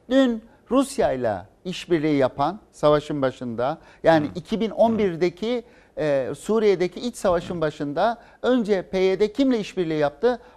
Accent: Hatay, Turkey; ben Hataylıyım.

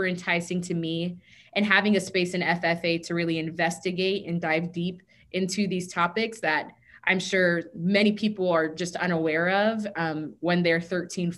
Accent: Okeechobee, Florida, United States; I am from South Florida, a tiny town entitled Okeechobee, where cows outnumber people 4-1.

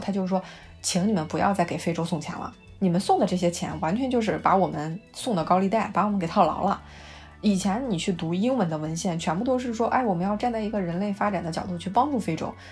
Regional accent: China; moved away; 对于我们中国人来说，其中还有很大一部分没有考量到，就是我们的餐桌的幸福指数

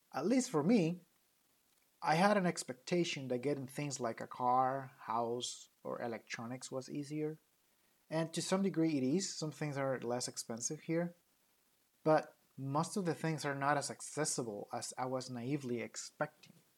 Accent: Mexico; accent: thick Latino accent; English is a second language; now in United States

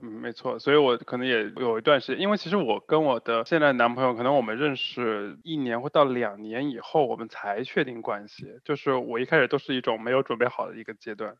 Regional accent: China; 我们中国人

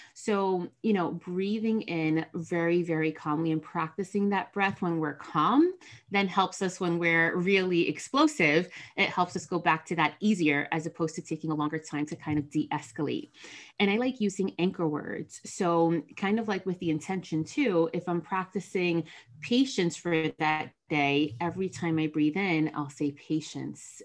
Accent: New Jersey, United States; I am from Jersey. My parents are Dominican immigrants.

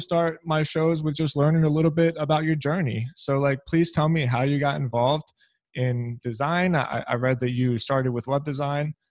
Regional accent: Philadelphia, Pennsylvania, United States; I'm also from Philly.

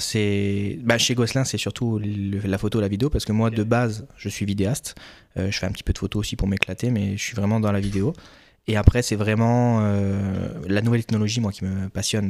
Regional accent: France; moved away as an adult; now in Quebec, Canada

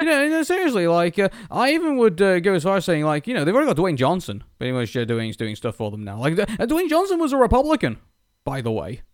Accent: United Kingdom; as a Brit

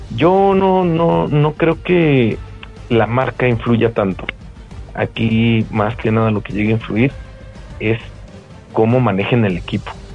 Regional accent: Mexico City, Mexico; somos mexicanos, de Guadalajara no, Ciudad de México

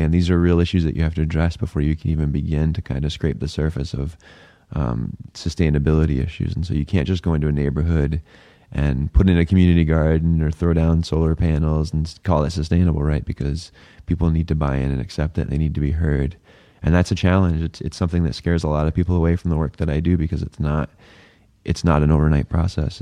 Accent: New Hampshire, United States; now in Phoenix, United States; I grew up in New Hampshire

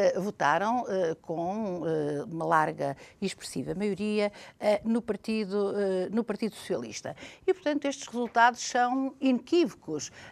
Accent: Portugal; como portuguesa

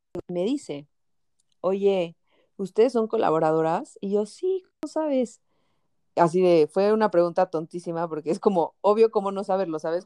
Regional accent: Mexico; moved away as an adult; now in El Salvador; soy mexicana

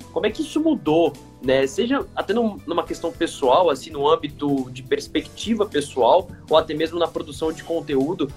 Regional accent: Brazil; como brasileiros

